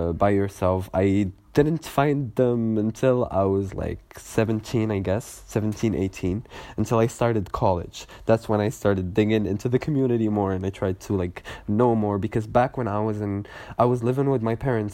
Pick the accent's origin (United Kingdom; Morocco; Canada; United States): Morocco; Casablanca, Casablanca-Settat; now in Kenitra, Morocco; back in my hometown, back in Kaza